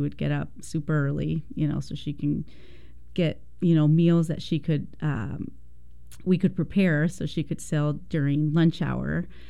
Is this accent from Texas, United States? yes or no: yes; Texas, United States; born there; So I was born in Texas. I am the youngest of six. We were migrant workers, and we would travel all over the states.